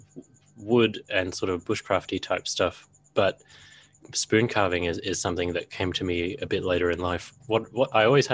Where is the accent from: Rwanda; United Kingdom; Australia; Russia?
Australia; as an Australian bloke